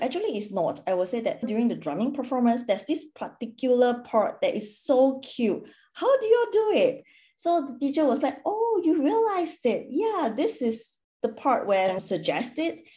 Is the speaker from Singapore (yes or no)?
yes; Singapore; moved away as an adult; now in Perth, Australia; I'm originally from Singapore and previously worked in a corporate for 10 years. I have then relocated to Perth